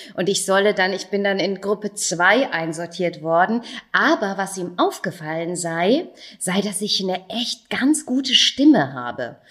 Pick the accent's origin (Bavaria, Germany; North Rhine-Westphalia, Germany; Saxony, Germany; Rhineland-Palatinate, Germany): Bavaria, Germany; Großenseebach; also born or lived in Erlangen; in großen Seebach vorbeischauen, wo ich aufgewachsen bin.